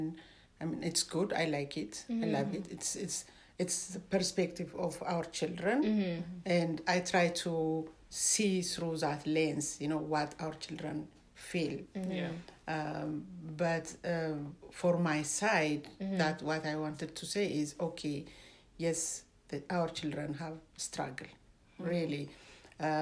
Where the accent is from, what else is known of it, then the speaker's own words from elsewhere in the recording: Ethiopia; now in Canada; originally I'm from Ethiopia